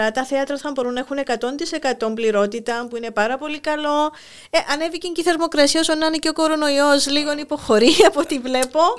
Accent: Larnaca, Famagusta District, Cyprus; Γεννήθηκα στην Αμόχωστο. Μάλιστα. Έζησα εκεί μέχρι τα 9 μου χρόνια.

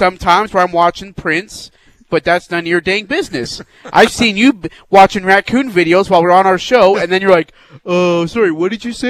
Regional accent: India; moved away; I'm from India.

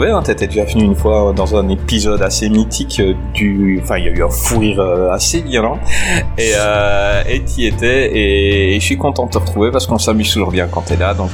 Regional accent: Belgium; Ah moi en Belgique on n'a pas encore inventé le métro, on se déplace à cheval.

